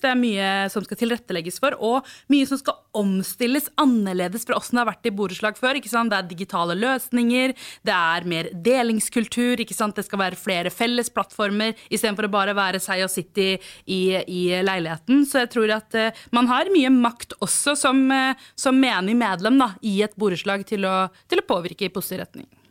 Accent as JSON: {"language": "Norwegian", "region": "Oslo", "country": "Norway", "tie": "born or raised there", "said": "Jeg vokste opp på Rødtvet, og nærmeste sentrum var da Kalbakken."}